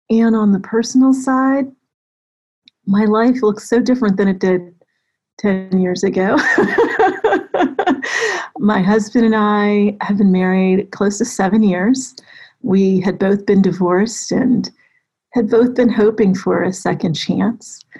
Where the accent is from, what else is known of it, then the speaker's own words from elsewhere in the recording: Florida, United States; born there; also born or lived in Germany / Colorado / California / Texas; now in Atlanta, United States; I was born in North Florida. We lived in Germany, Colorado. I've lived in California, Texas for eight years, Maryland, DC, and now I've been in Atlanta for over a decade, amazingly.